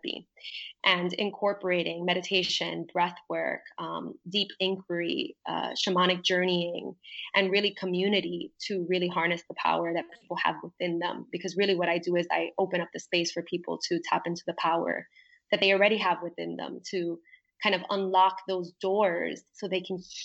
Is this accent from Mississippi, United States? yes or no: no; New York, United States; moved away as an adult; now in Puerto Rico; when I first moved to Puerto Rico, because I grew up in New York